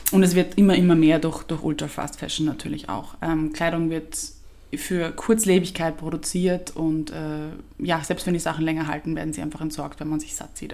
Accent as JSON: {"language": "German", "region": "Vienna", "country": "Austria", "tie": "born or raised there", "said": "für mich war trotzdem die Wiener Sprache als Wiener Kind so obvious"}